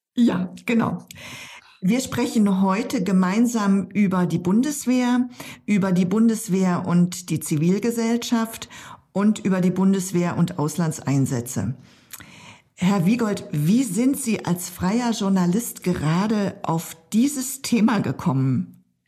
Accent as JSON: {"language": "German", "region": "eastern Germany", "country": "Germany", "said": "ich komme ja aus dem Osten Deutschlands"}